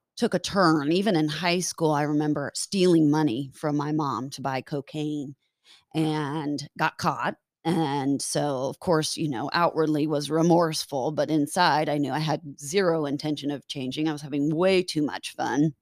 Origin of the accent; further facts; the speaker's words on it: Lincoln, Nebraska, United States; moved away; I was born in Lincoln, Nebraska